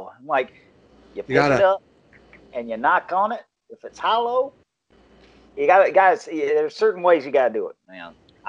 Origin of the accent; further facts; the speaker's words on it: Alabama, United States; I'm from Alabama.